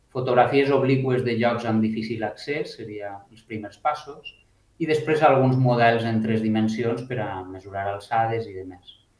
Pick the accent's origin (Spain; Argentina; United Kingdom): Spain; Alicante, Valencian Community; moved away; vinc d'Alacant